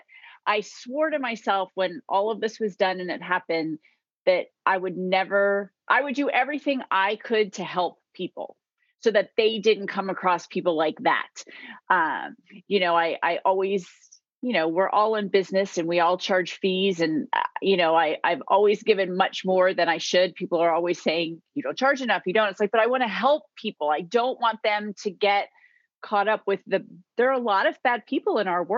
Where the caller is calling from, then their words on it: Virginia, United States; I am in Virginia, right outside of Washington, D.C.